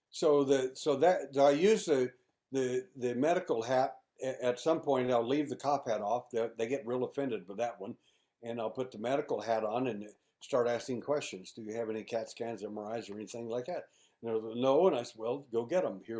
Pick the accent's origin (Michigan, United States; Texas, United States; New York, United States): Texas, United States; Houston; I'm an investigator from Houston, Texas